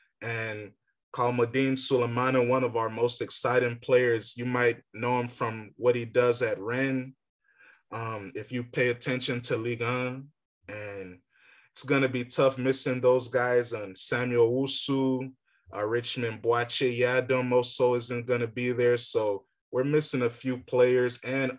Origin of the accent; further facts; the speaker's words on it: Ghana; You know, I'm a Ghanaian. I believe we can win